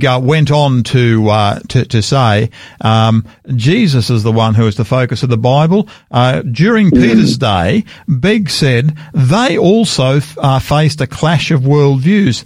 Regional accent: Australia; I'm an Australian. I'm proud of being an Australian. I'm a second, third, fourth, I'm not sure how many generation Australian.

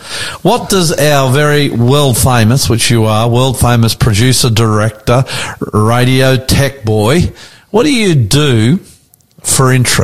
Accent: Sydney, New South Wales, Australia; I am the …, and we are coming to you live from our studios in beautiful northwest Sydney.

